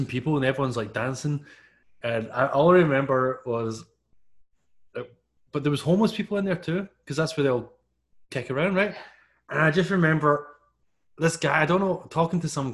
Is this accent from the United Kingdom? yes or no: yes; Scotland, United Kingdom; I'm from Scotland.